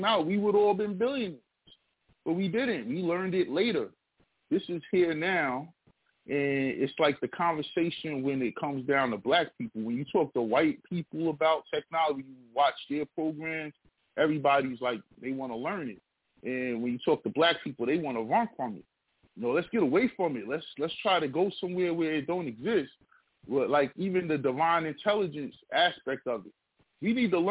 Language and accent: English; United States; We come from the United States